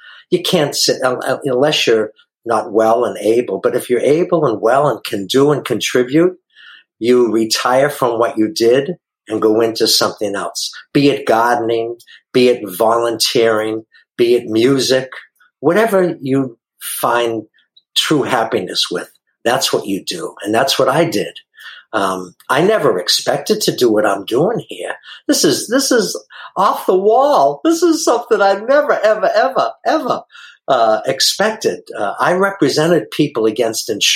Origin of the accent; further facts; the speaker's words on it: Boston, Massachusetts, United States; now in San Diego, United States; I'm from Boston, Massachusetts originally and live out here in San Diego now. And I hope you can understand the way I talk. I know some people say I have an accent